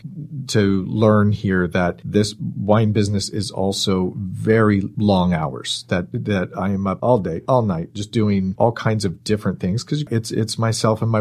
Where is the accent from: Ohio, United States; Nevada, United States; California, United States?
California, United States; Bay Area, Marin and Sonoma County; I grew up in the Bay Area, up in Marin and Sonoma County.